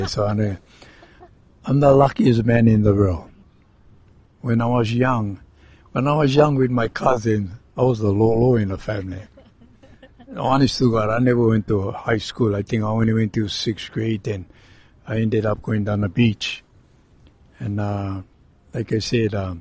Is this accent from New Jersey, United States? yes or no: no; Oahu, Hawaii, United States; I was born and raised in Oahu over here on the island.